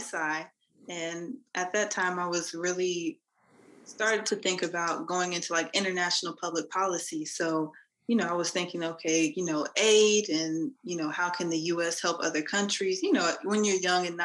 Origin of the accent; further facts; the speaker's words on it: Dallas, Texas, United States; I'm from Dallas